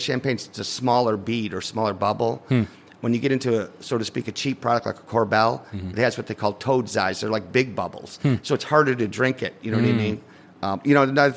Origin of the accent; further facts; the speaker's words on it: Liverpool, New York, United States; I grew up in Liverpool